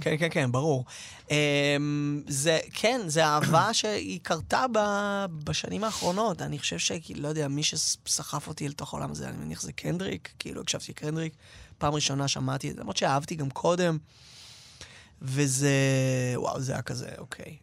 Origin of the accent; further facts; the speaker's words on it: Tel Aviv, Tel Aviv District, Israel; גדלתי במרכז תל אביב, נולדתי שם